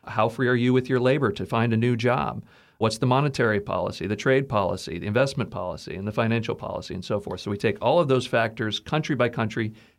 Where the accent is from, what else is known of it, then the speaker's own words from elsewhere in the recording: Texas, United States; And that was just really appealing to me as a kind of a patriotic American growing up in Texas.